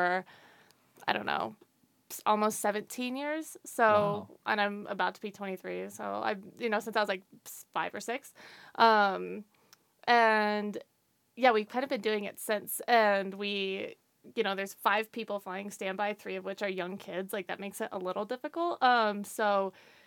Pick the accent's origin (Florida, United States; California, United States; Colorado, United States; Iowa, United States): Colorado, United States; Greeley; I'm from Greeley, which is about an hour north of Denver.